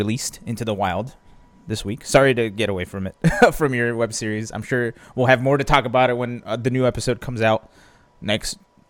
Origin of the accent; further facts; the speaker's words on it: Pennsylvania, United States; I'm from Pennsylvania.